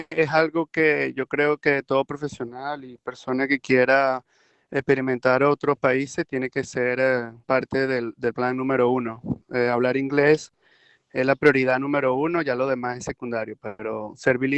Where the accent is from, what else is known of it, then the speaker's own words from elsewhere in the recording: Venezuela; now in Canada; me fui en abril de Venezuela, salí de Maiquetía a las 2 de la tarde, me fui con tres suéteres encima porque voy a Canadá.